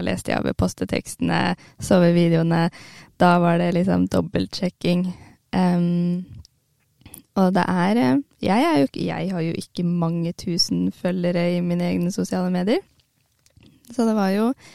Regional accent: Hamar, Innlandet, Norway; Jeg er jo fra Hamar og bor på Hamar

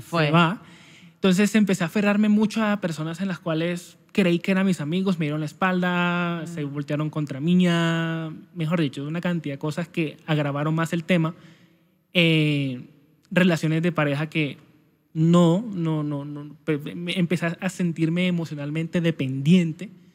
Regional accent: Santa Marta, Magdalena, Colombia; soy natural de Santa Marta Magdalena, costeño

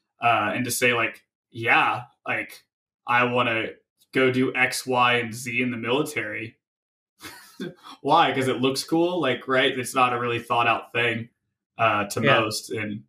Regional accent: Tennessee, United States; So I'm originally from Tennessee, way out east towards the Appalachian Mountains.

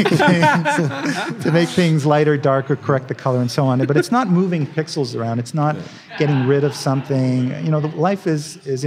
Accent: Canada; now in United States; I'm a Canadian, now I'm a proud American, but, I started out, I was a Canadian back then

